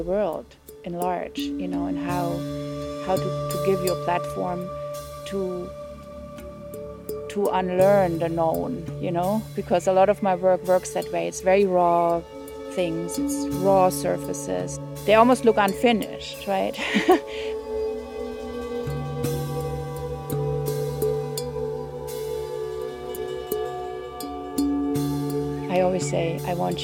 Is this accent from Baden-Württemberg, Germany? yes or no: no; Franconia, Bavaria, Germany; English is a second language; moved away as an adult; also born or lived in North Rhine-Westphalia, Germany / Nova Scotia, Canada; now in Pietrasanta, Italy; I was born in Germany, in southern Germany, in Franconia, part of Bavaria, where good wine comes from. I grew up very dedicated to that region. And then when I was 10, we moved further up in Germany. Then I was in North Rhine-Westphalia